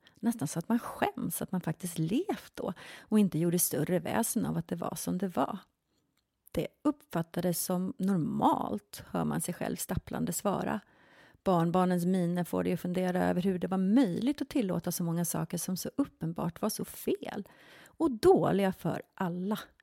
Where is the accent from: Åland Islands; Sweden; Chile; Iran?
Sweden; Tyresö, Stockholm County; moved away as an adult; also born or lived in Spain / England / Los Angeles, United States; Jag är uppväxt här i Sverige, i Tyresö